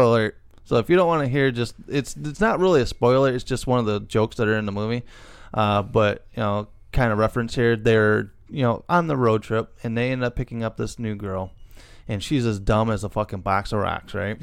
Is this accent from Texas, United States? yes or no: no; Illinois, United States; we are from Illinois